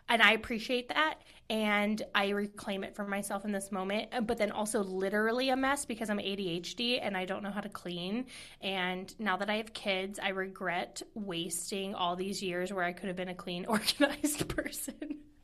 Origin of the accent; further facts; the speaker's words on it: Midwest, United States; moved away; I'm from the Midwest.